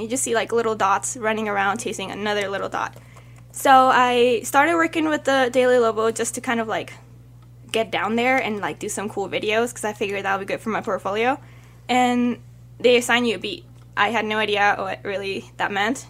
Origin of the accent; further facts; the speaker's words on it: Mexico City, Mexico; now in Albuquerque, United States; I was born in Mexico